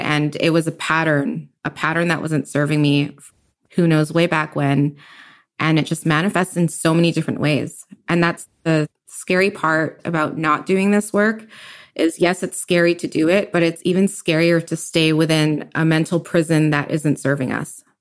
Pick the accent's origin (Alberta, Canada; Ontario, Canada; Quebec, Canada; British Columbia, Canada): British Columbia, Canada; Richmond; also born or lived in Kitsilano, Vancouver; now in Vancouver, Canada; I grew up in Richmond all my life, and I moved to Kitsilano, like, three years ago